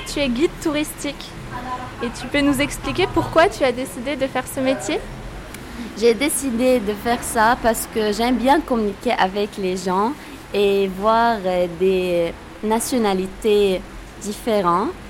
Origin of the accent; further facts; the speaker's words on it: Tripoli, North Governorate, Lebanon; Tripoli est euh, connue par l'architecture mamelouk qui date du XIIIe siècle on a, euh, on a la plus grande citadelle du Liban.